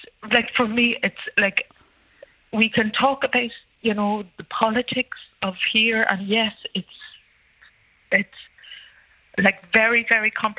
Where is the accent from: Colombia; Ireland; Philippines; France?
Ireland; moved away as an adult; now in Tel Aviv, Israel; as an Irish citizen